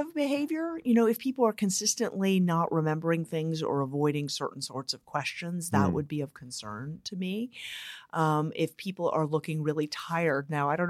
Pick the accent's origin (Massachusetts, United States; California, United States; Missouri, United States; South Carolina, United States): California, United States; San Francisco; I am from San Francisco.